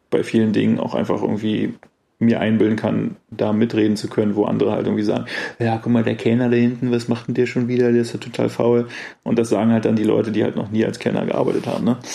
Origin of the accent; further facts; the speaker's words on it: Germany; accent: German; versuche ich mich anzustrengen, so zu reden, dass man vielleicht nicht sofort meinen deutschen Akzent ähm, bemerkt.